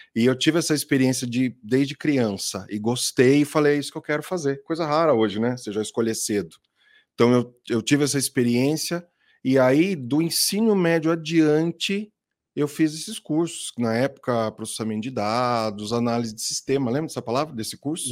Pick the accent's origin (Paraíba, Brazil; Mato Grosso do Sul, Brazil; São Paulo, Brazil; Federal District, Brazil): São Paulo, Brazil; Itatiba; eu sou de Itatiba, né, capital do uhum. móvel colonial até hoje, aqui em São Paulo. É, cresci lá, saí de lá